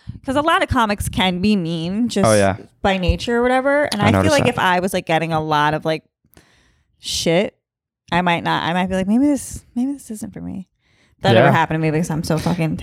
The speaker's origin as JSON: {"language": "English", "region": "Massachusetts", "country": "United States", "said": "I'm from Massachusetts, not Staten Island"}